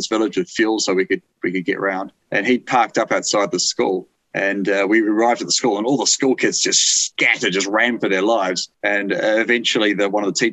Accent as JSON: {"language": "English", "country": "New Zealand", "said": "as a Kiwi"}